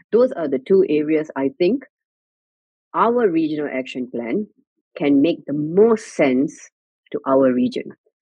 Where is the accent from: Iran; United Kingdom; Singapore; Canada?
Singapore; as a Singaporean